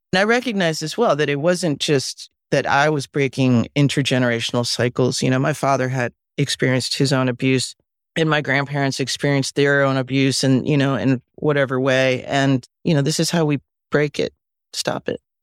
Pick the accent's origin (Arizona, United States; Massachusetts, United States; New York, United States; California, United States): New York, United States; Westchester; also born or lived in Mexico; I was born in Mexico, and, um, we all lived there together, and then when I was about five and a half, my mom, who was pregnant with my sister, my older brother and I left Mexico and came to live with my grandparents in Westchester